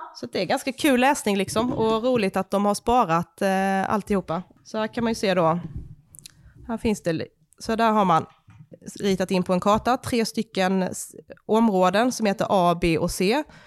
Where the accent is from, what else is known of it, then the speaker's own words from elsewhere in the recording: Småland, Sweden; now in Skåne, Sweden; jag är uppvuxen liksom i Småland, mitt ute i skogen